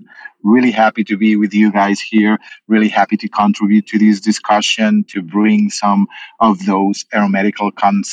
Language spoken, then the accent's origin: English; Colombia; moved away as an adult; now in United States; I'm originally from Colombia in South America